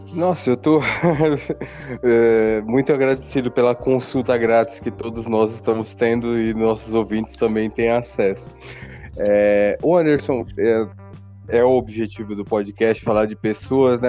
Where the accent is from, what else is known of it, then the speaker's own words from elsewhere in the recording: Brazil; eu que sou brasileiro, nós que somos brasileiros, a gente vive aqui no Brasil